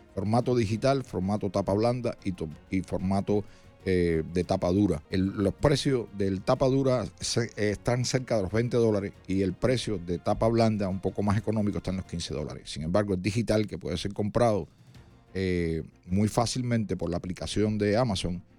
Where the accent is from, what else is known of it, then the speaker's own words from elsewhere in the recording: Cuba; now in United States; yo me siento cubano y americano al mismo tiempo